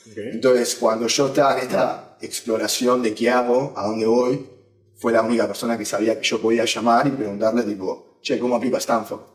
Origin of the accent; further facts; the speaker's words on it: Uruguay; moved away as an adult; now in San Francisco, United States; Nací y viví toda mi vida hasta los 18 años en Uruguay